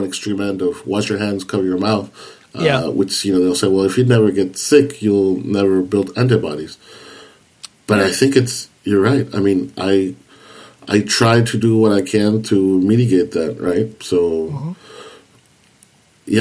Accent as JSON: {"language": "English", "country": "United States", "said": "As an American"}